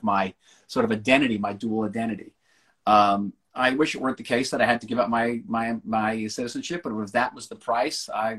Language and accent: English; United States; moved away as an adult; now in Israel; My American values and the values I received growing up in the United States, my education in the United States